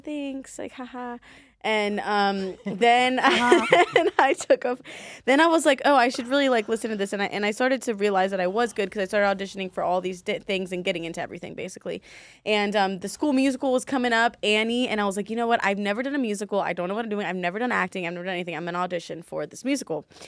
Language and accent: English; Baltimore, Maryland, United States; moved away as an adult; also born or lived in DC, Maryland, Virginia (DMV); now in Las Vegas, United States; I was born in Baltimore, Maryland